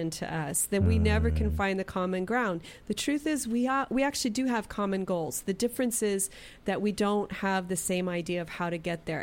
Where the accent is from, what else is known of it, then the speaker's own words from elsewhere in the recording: Arizona, United States; my hometown